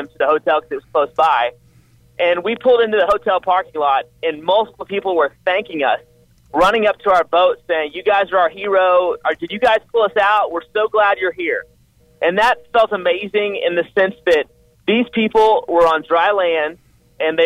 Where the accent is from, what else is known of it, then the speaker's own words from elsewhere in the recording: Houston, Texas, United States; I grew up like you in Houston